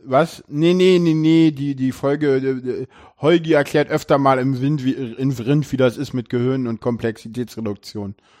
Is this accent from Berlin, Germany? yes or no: yes; Berlin, Germany; ich bin in Köpenick geboren, aufgewachsen